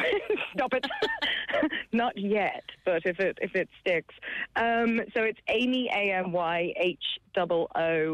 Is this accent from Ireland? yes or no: yes; Kilkenny, Leinster, Ireland; I grew up in Kilkenny, and I was underage in Langton's, as everyone was back in the day